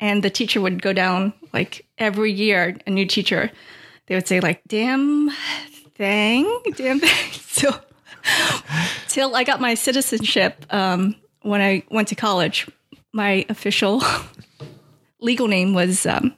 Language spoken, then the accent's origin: English; Vietnam; born there; I was born in Vietnam. Like a lot of Vietnamese immigrants at the time, it was right after Saigon fell to the communists.